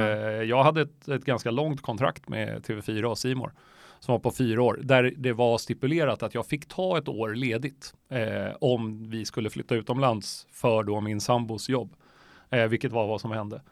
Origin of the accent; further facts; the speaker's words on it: Stockholm, Stockholm County, Sweden; also born or lived in Myanmar; jag är uppvuxen på Östermalm, eh, men där, och mina föräldrar bor kvar där. Eh, mitt i Stockholm